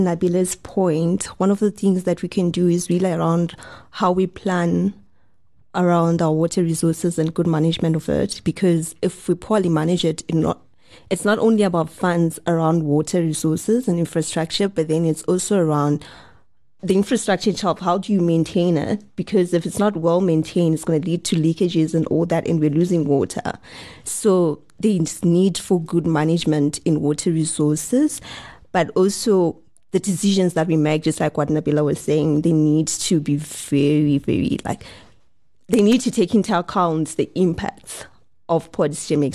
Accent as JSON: {"language": "English", "country": "Zimbabwe", "also_born_or_lived": "South Africa", "said": "I'm from Zimbabwe and my parents, he w, were working in South Africa. So I used to, you know, migrate from Zimbabwe to South Africa a lot of times"}